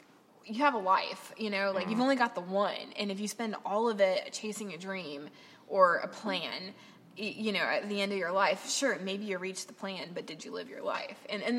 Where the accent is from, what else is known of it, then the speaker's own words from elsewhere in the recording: Michigan, United States; I'm from Michigan.